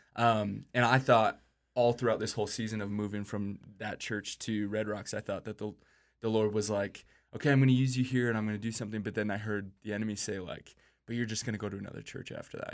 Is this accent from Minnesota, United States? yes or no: yes; Minneapolis, Minnesota, United States; I grew up in Minneapolis, Minnesota